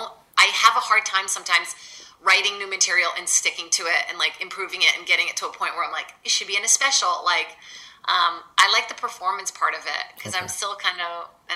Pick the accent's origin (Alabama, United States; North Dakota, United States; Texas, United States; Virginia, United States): Virginia, United States; English is a second language; also born or lived in Brazil / Boston; now in Los Angeles, United States; I moved from Brazil to Virginia when I was really little.